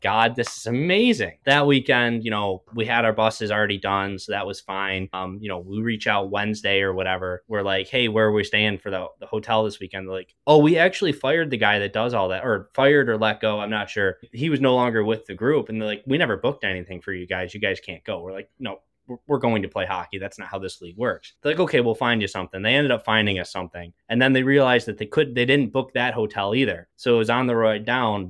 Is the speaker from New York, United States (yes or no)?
yes; Buffalo, New York, United States; I'm from Buffalo. I played locally for a bit